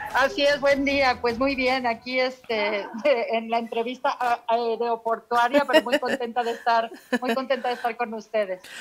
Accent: Mexico; moved away as an adult; now in United States; yo soy de aquí de México, viví aquí, crecí toda mi vida, pero eh, actualmente radico en Estados Unidos

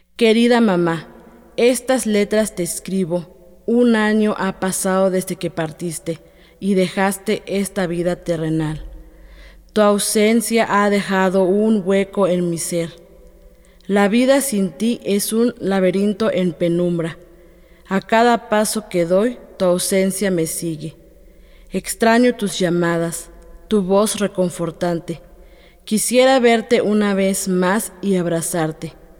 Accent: Atlequizayán, Puebla, Mexico; first language Totonac; Spanish is a second language; Yo soy de Atlequizayán, Puebla, una comunidad que se encuentra en la sierra norte del estado. Y pues yo hablo totonaco desde que soy niña

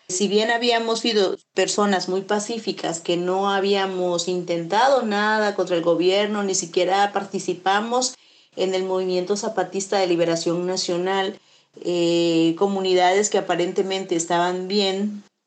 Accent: Chapultenango, Chiapas, Mexico; abarca mi pueblo, Chapultenango

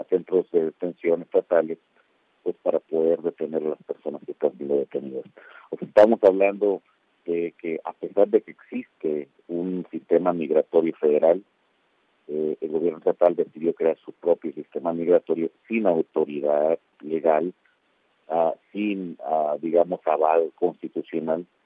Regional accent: Texas, United States; A mí que soy ciudadano de los Estados Unidos, que soy tejano, me estarían poniendo un cargo de contrabando criminal

